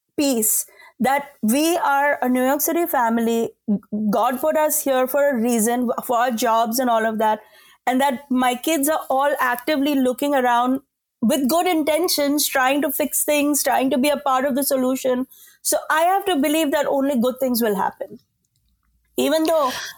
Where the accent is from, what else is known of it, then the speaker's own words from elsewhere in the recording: India; moved away; as an Indian woman